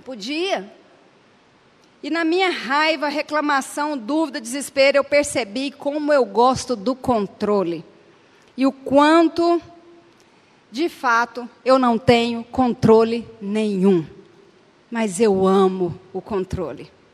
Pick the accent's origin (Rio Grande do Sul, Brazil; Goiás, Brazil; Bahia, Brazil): Goiás, Brazil; Anápolis; eu nasci em Anápolis